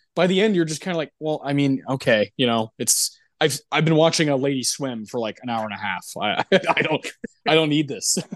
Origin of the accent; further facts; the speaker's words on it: Texas, United States; growing up in Texas